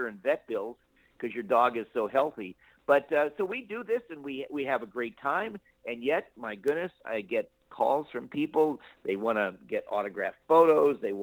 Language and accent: English; Beverly Hills, California, United States; I grew up in the Los Angeles area in a city called Beverly Hills. I grew up there